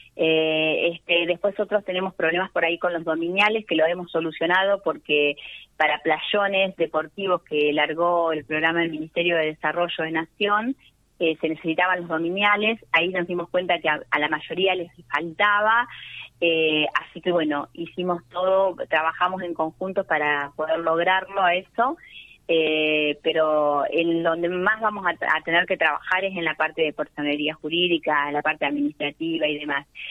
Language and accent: Spanish; Dudignac, Buenos Aires Province, Argentina; yo soy de Dudiñá, que es uno de las una de las localidades más grandes que tiene eh, 9 de julio